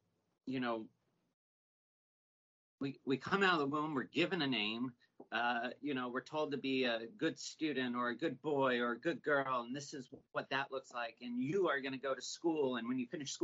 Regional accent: Los Angeles, California, United States; I was born and raised in the Valley

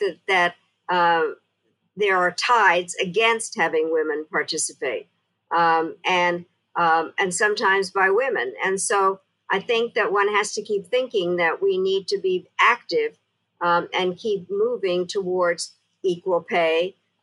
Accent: Czechia; now in United States; I was born in Czechoslovakia

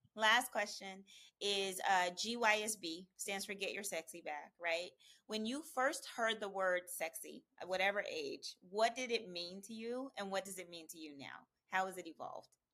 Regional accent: Oklahoma, United States; now in California, United States; I'm from Oklahoma

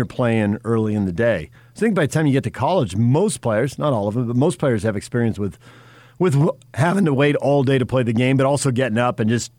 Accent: San Diego, California, United States; growing up in San Diego, most people played night games, but the San Diego City schools played afternoon games.

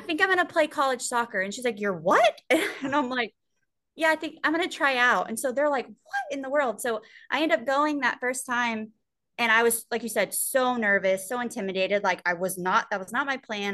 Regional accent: Sweeny, Texas, United States; being in my hometown

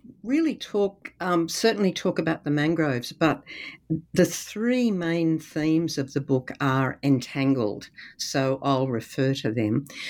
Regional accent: Sydney, New South Wales, Australia; I grew up on the Georges River, which is what this book is about, in an area in the estuary

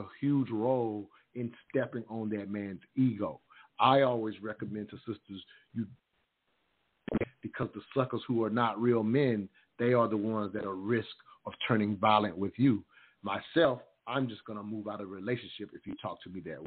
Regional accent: the South, United States; I come from the South

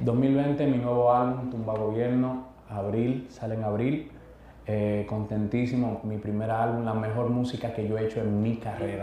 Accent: Santo Domingo, Distrito Nacional, Dominican Republic; nacer en Las Cañitas, República Dominicana

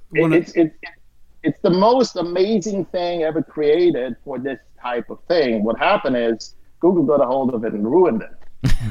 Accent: Austria; moved away; I'm originally from Austria

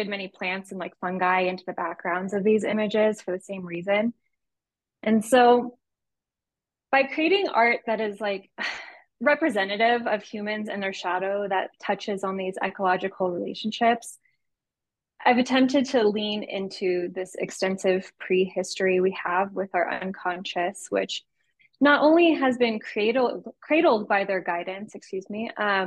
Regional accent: San Diego, California, United States; I'm an artist from San Diego with a background in community work

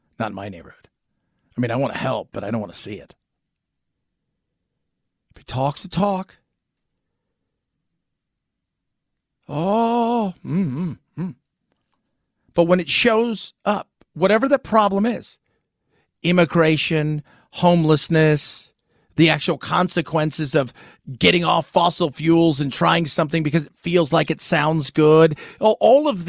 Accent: California, United States; I was born and raised in California.

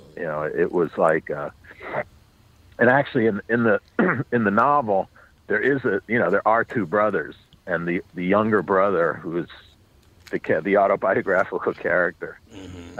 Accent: New York City, New York, United States; I grew up on the Upper West Side, um, but north of 96th Street

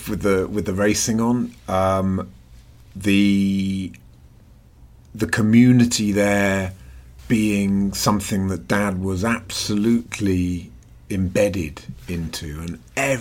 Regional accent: London, United Kingdom; also born or lived in Wales; we moved to London

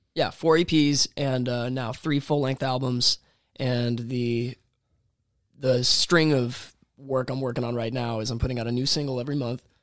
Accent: DeLand, Florida, United States; also born or lived in Daytona Beach, Florida / Los Angeles, California; I'm, from here, the Daytona area at large. I kind of spent my childhood in DeLand and then moved over here for late middle and high school

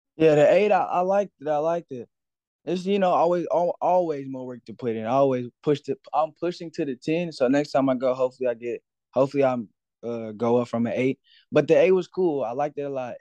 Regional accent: Cedar Hill, Texas, United States; I'm from Cedar Hill, Cedar Hill, Texas, born and raised

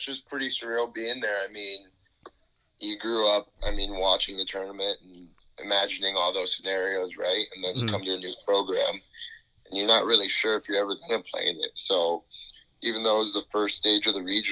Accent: Las Vegas, Nevada, United States; moved away as an adult; now in Arizona, United States; When I was growing up in Vegas

